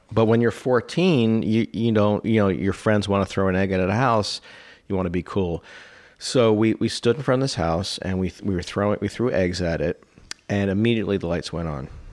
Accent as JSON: {"language": "English", "area": "the DC area", "region": "Maryland", "country": "United States", "tie": "born or raised there", "said": "I grew up in the D C area, Maryland"}